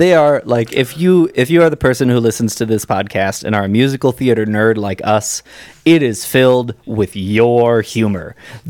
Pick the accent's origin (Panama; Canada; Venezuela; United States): United States; Chicago, Illinois; Because we're from Chicago